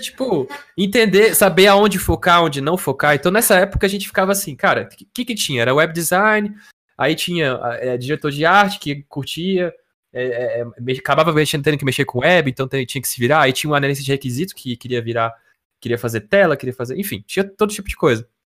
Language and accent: Portuguese; Brasília, Federal District, Brazil; eu e o Yuri, nós somos de Brasília